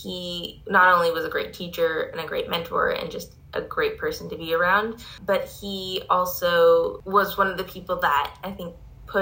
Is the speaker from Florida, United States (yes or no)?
no; Seattle, Washington, United States; moved away as an adult; I'm from the Pacific Northwest. I'm from Seattle.